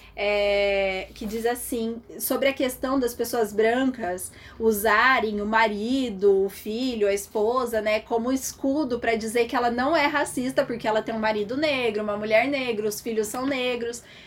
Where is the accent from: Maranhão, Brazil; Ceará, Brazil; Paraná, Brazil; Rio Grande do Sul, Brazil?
Paraná, Brazil; Santo Antônio da Platina; sou daqui de Santo Antônio